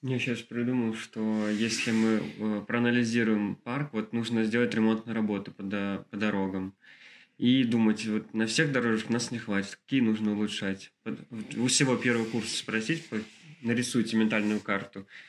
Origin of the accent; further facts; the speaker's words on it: Kolpino, Saint Petersburg, Russia; я вспомнил детство своем вот этот парк Чухонка, я из Колпина